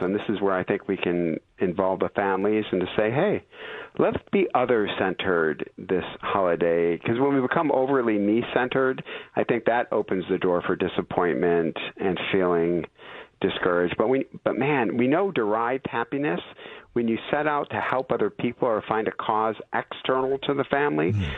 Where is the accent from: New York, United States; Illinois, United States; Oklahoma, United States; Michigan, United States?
Michigan, United States; Detroit; now in California, United States; I'm from Detroit.